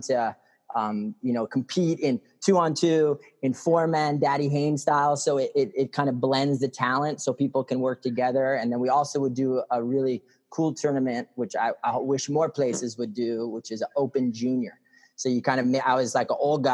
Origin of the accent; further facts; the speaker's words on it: New York, United States; moved away as an adult; now in Hawaii, United States; I am from New York.